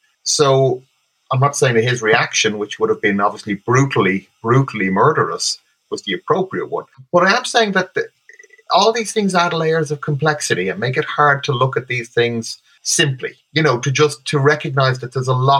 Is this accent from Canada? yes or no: no; Ireland; I'm half English, as it happens. So technically, I'm Anglo-Irish. I'm half English